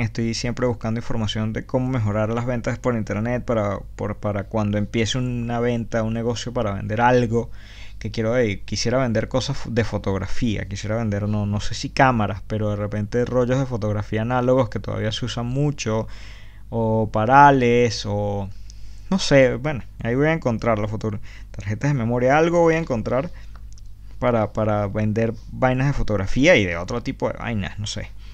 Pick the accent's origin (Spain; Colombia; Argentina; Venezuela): Venezuela; moved away; todos los que hemos salido de Venezuela